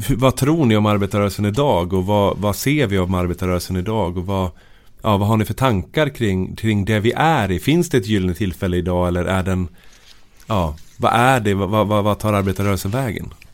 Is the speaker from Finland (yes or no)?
no; Sweden; jag är född i Norrsund